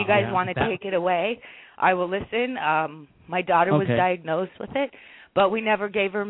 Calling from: Hawaii, United States; Hi, this is … I'm calling from Hawaii.

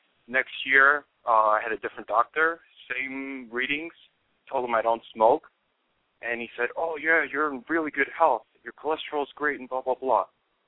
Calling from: New York, United States; from New York.

